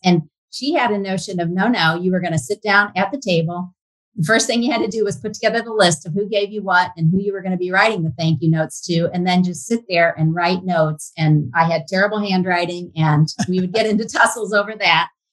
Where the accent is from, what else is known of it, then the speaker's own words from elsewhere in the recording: Fort Wayne, Indiana, United States; I grew up in Fort Wayne, spent all my growing up years there